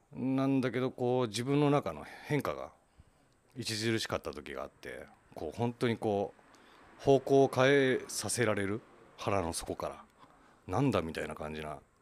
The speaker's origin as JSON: {"language": "Japanese", "town": "Kawagoe", "region": "Saitama", "country": "Japan", "tie": "born or raised there", "also_born_or_lived": "Chiba", "said": "もともと川越出身"}